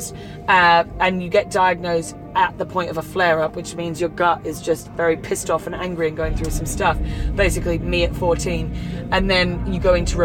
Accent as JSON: {"language": "English", "area": "Kent", "region": "South East England", "country": "United Kingdom", "tie": "born or raised there", "moved": "yes", "said": "I grew up in Kent."}